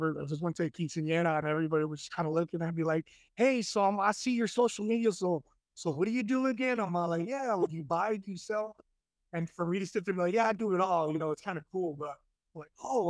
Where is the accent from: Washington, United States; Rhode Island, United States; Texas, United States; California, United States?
Texas, United States; Dallas; I was born and raised in Dallas, Texas